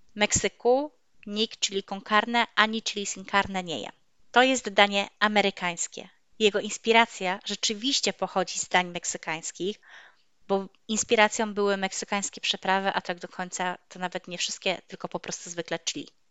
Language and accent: Polish; Poland; also born or lived in Toruń